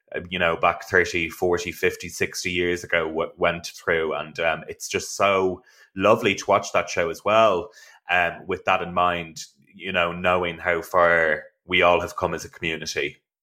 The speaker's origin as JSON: {"language": "English", "country": "Ireland", "said": "I am from Ireland"}